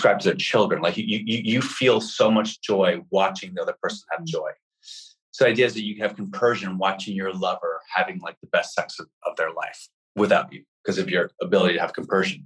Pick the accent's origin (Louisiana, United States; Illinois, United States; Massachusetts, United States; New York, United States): New York, United States; New York City; I'm a red-blooded American kid growing up in Manhattan.